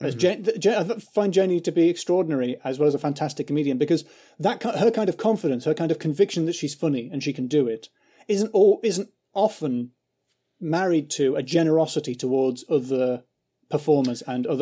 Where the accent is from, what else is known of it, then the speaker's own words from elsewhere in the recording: England, United Kingdom; Because I'm English.